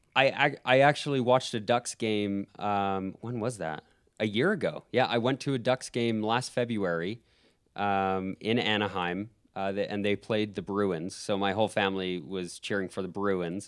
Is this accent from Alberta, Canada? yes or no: yes; Calgary, Alberta, Canada; now in United States; I love my hometown. I just say the Calgary Flames